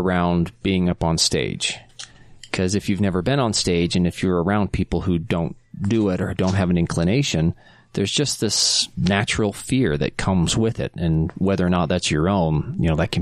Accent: South Jordan, Utah, United States; I grew up in South Jordan

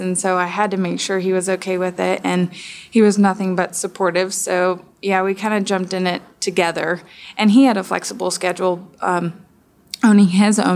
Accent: Texas, United States; now in Atlanta, United States; I'm from Texas

